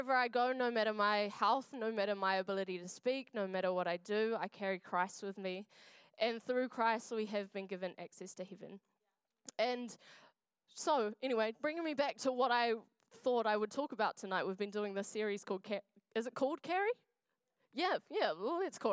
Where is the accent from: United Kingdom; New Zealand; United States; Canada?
New Zealand; Wainuiomata, Wellington; now in Dunedin, New Zealand; I am from Wellington. I grew up in a little place called Nainai.